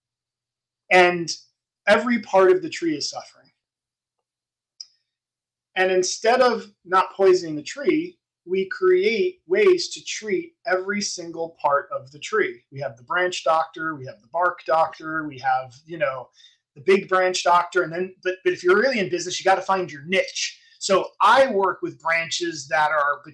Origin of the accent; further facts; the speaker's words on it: East Brunswick, New Jersey, United States; I was in East Brunswick